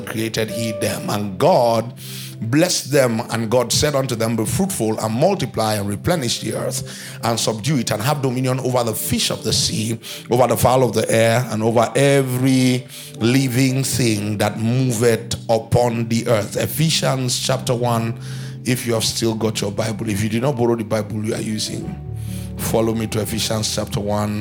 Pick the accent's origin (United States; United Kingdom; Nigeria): Nigeria; born or raised there